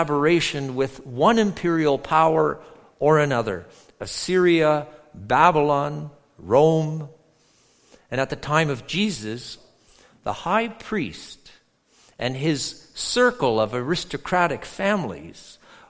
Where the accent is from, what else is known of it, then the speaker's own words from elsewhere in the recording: near Toronto, Ontario, Canada; moved away; also born or lived in Edmonton, Alberta; I grew up near Toronto